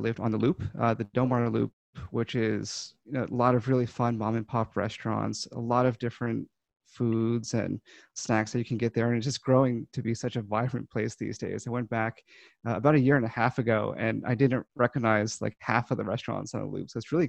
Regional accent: Baltimore County, Maryland, United States; moved away as an adult; also born or lived in St. Louis; I grew up, born and raised in Baltimore County, Maryland. Stayed around that area for most of my life into college when I moved over to St. Louis and went to WashU for 4 years.

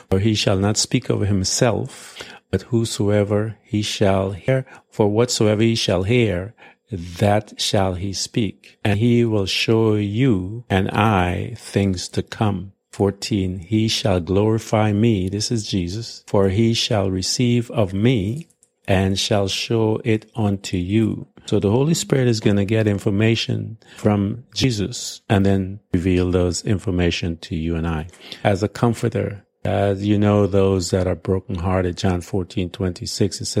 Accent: Guyana; now in United States; I remember when I came from Guyana and I had had to give up my Guyanese citizenship uh, to, in order to become an American citizen.

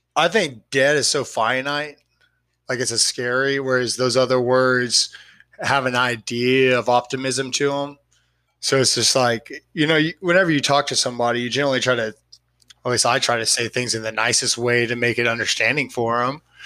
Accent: Austin, Texas, United States; I'm from Austin. I live in Austin.

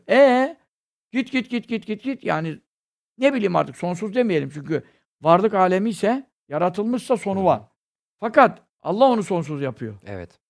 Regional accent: Istanbul, Turkey; Burada kasten burada doğdum, büyüdüm.

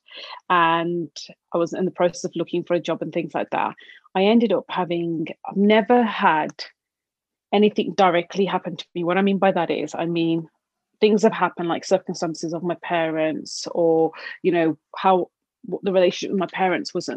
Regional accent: Black Country, Birmingham, West Midlands, United Kingdom; I'm from the original Black Country part

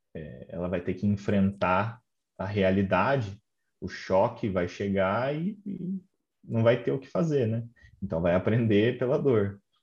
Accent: Brazil; now in London, United Kingdom; eu saí do Brasil, vim aqui para a Inglaterra, trabalho aqui

